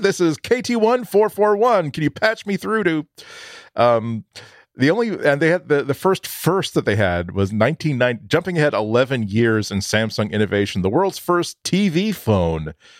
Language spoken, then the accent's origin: English; outside of Boston, Massachusetts, United States; I grew up outside of Boston